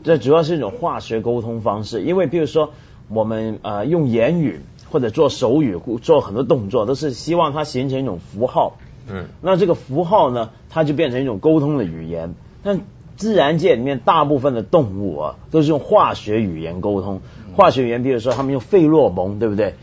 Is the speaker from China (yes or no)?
no; Taiwan; 我小的时候在台湾念书